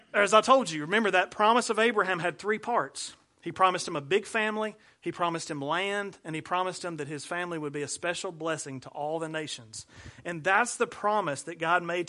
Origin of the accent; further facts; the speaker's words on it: Ardmore, United States; I'm from Ardmore. We don't drive mules there, I promise